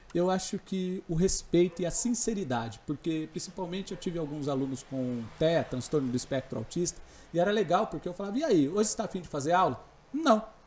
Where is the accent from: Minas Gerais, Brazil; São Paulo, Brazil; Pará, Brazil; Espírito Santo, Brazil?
São Paulo, Brazil; Mogi das Cruzes; eu nasci lá em Itaiaçupeba, né? Então eu sou daquela região ali, sou da zona rural